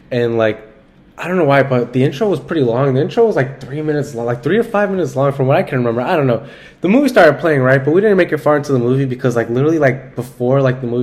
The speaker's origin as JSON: {"language": "English", "region": "Georgia", "country": "United States", "tie": "born or raised there", "said": "I was born and raised in the state of Georgia, United States of America"}